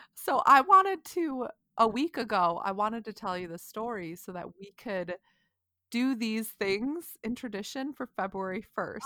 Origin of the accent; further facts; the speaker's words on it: United States; I'm American